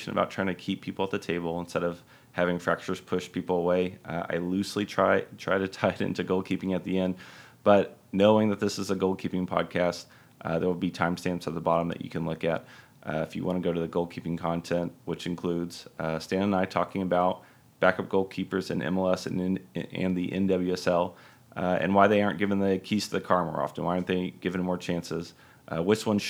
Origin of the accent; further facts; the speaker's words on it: Dallas, Texas, United States; My hometown, Dallas